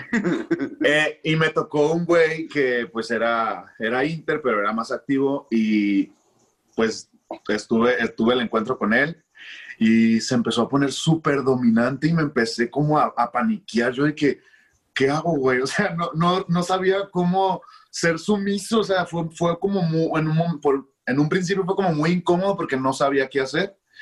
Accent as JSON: {"language": "Spanish", "town": "Culiacán", "region": "Sinaloa", "country": "Mexico", "also_born_or_lived": "Mexico City", "said": "Soy de Culiacán, Sinaloa, y ahorita acá andamos viviendo en el norte"}